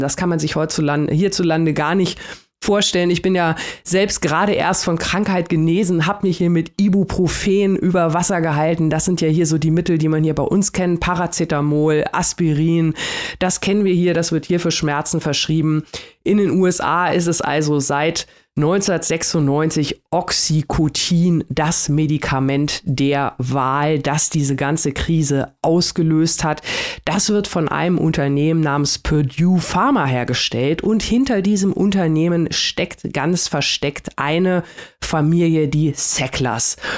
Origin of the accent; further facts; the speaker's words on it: Germany; bei uns in Deutschland